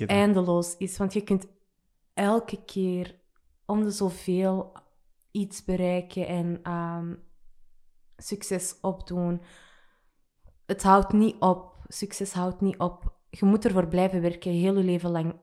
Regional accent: Antwerp, Flanders, Belgium; Ik kom uit Burgerhout

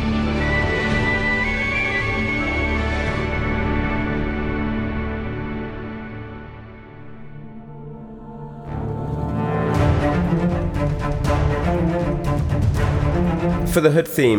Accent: Oxford, South East England, United Kingdom; now in London, United Kingdom; I grew up in Oxford, and I played cello and piano growing up

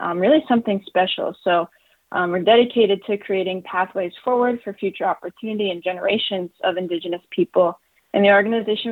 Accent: South Dakota, United States; now in Washington, D.C. area, United States; I was born and raised in South Dakota

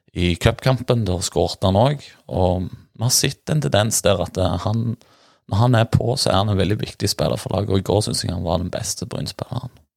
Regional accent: near Bryne, Rogaland, Norway; folk spør hvor jeg er fra, og sier det nimmeste by er Bryne

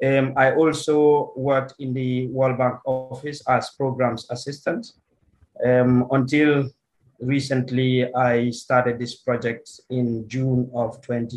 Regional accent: Kanifing, Gambia; also born or lived in England; I'm from Kanifing in the Gambia.

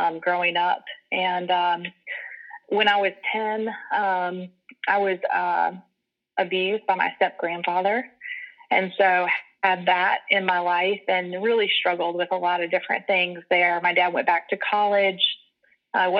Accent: Rock Hill, South Carolina, United States; here in Rock Hill from middle school up. It didn't really go away for college or anything. So I stayed in the area

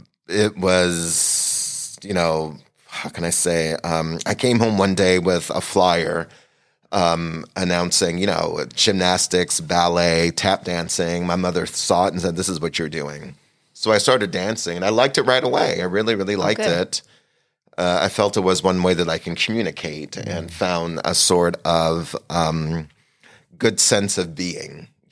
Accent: Montreal, Quebec, Canada; also born or lived in Trinidad and Tobago; Where I'm from, I was born in Trinidad, mm-hmm. Trinidad and Tobago, but I grew up in Canada, Montreal, Quebec. So that's where I actually started dancing, was in Montreal. So those are my roots.

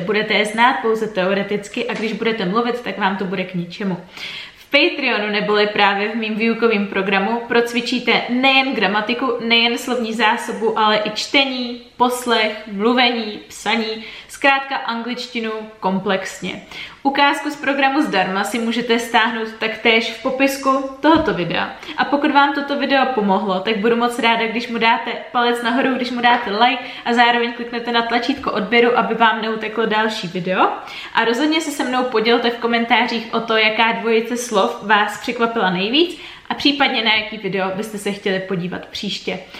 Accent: Czechia; jako Češi

